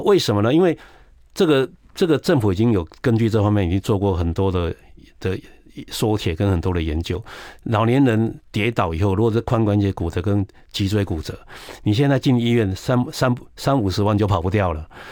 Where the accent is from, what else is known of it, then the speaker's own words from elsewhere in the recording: Taiwan; 因为我们台湾人普遍蛋白质摄取。